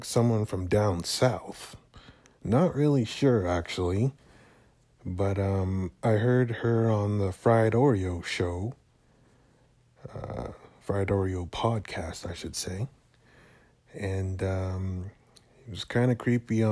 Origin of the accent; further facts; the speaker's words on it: Canada; I am Canadian.